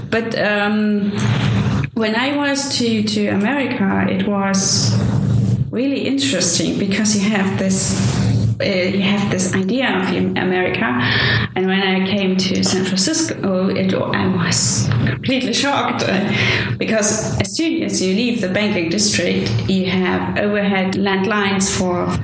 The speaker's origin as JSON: {"language": "English", "town": "Leipzig", "region": "Saxony", "country": "Germany", "second_language": "English", "said": "in Germany, I come from Leipzig"}